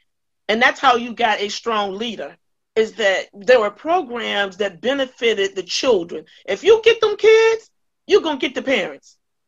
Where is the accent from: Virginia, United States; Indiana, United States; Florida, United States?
Virginia, United States; Virginia Beach; When I started working in the Few Gardens community, I came from Virginia Beach, Virginia, and walked into Durham, and I walked into Few Gardens.